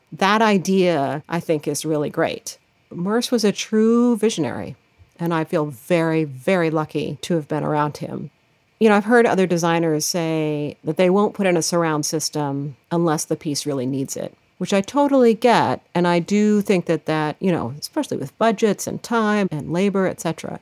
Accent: Lawrence, Kansas, United States; I grew up in Lawrence, Kansas, which is the home of the Jayhawks.

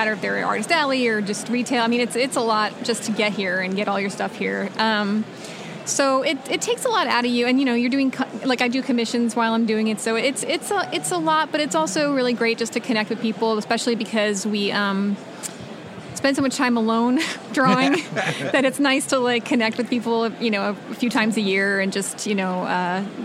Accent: Long Island, New York, United States; also born or lived in Rochester, New York; now in Portland, Oregon, United States; I was born in New York, raised on Long Island for the most part, and then I was upstate. I was in Rochester for about 12 years

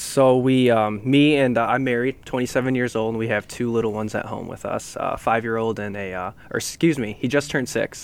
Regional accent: Grand Rapids, Michigan, United States; also born or lived in Seoul, South Korea; growing up in Grand Rapids

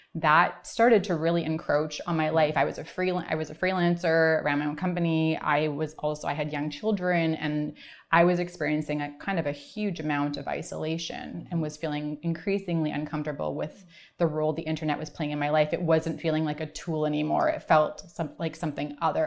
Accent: Vancouver, British Columbia, Canada; also born or lived in Toronto; I am from Vancouver

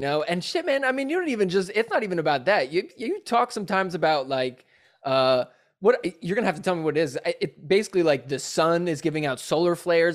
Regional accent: New Jersey, United States; now in Los Angeles, United States; I'm from New Jersey, 'cause that's where I'm originally

